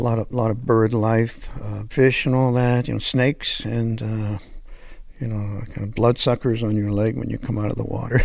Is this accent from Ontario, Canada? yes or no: yes; Hamilton, Ontario, Canada; moved away as an adult; also born or lived in Los Angeles; I'm French-Canadian, but I grew up in Hamilton, which is near Toronto